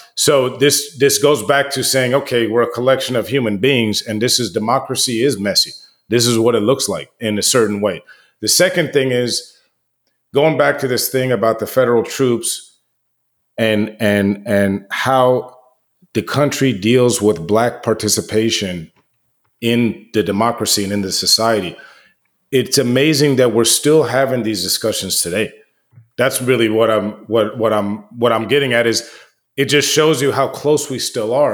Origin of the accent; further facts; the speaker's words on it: United States; I grew up in the United States, you know, I'm American